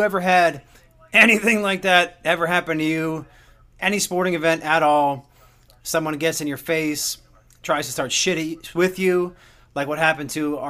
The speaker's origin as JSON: {"language": "English", "region": "New Jersey", "country": "United States", "tie": "born or raised there", "moved": "yes", "lives_now": "Houston, United States", "said": "Growing up in New Jersey, I'd been to Philadelphia Philly games. And I'm a Mets fan."}